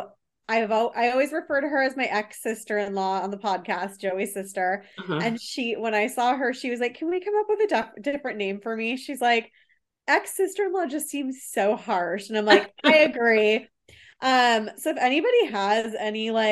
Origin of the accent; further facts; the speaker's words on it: Seattle, Washington, United States; I'm from Seattle